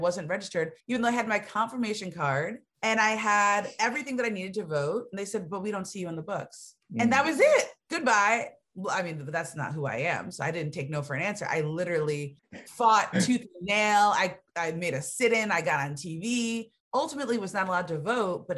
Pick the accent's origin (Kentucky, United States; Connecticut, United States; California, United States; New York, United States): Connecticut, United States; moved away; also born or lived in Georgia; I'm from Connecticut.